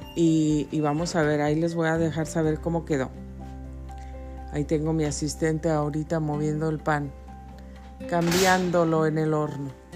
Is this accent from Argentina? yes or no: no; Mexico City, Mexico; moved away; nací en la Ciudad de México, en Coyoacán, Distrito Federal